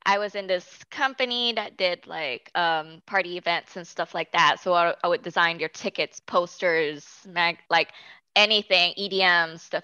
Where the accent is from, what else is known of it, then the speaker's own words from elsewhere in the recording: Singapore; first language English; I'm Singaporean Chinese, so I took Mandarin back in high school